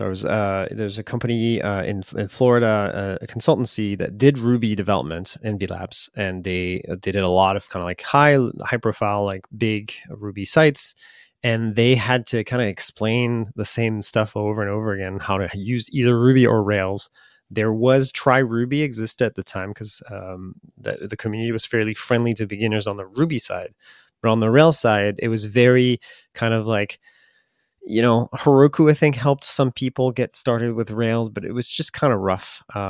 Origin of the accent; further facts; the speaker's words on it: France; English is a second language; Yes. Okay. I'm from the France.